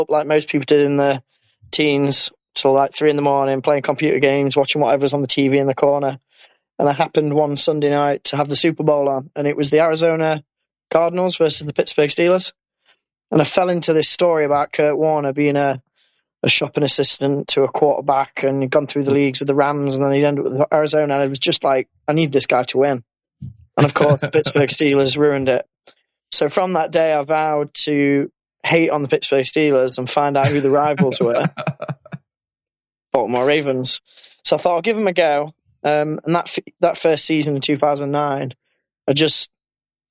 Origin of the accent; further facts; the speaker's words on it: Mansfield, East Midlands, United Kingdom; I'm from Mansfield in Nottinghamshire.